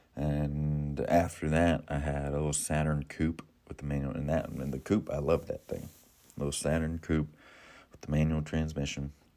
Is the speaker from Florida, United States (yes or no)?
yes; Florida, United States; now in Ohio, United States; I'm from Florida